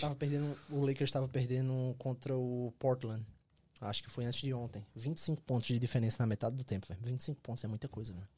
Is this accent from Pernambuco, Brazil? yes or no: yes; Caruaru, Pernambuco, Brazil; moved away as an adult; also born or lived in Canada; now in United States; E eu sou de Caruaru, Pernambuco, cidadezinha ali pertinho de, de Recife.